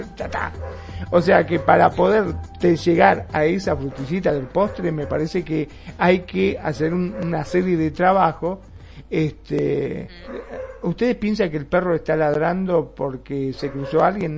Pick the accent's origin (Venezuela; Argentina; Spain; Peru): Argentina; en mi país, en Argentina